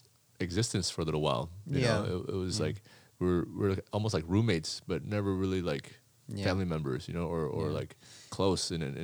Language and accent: English; Las Vegas, Nevada, United States; Born in America. Born in Las Vegas.